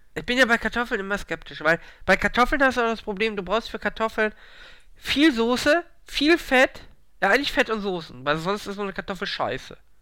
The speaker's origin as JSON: {"language": "German", "region": "Hamburg", "country": "Germany", "said": "Ich bin aus Hamburg"}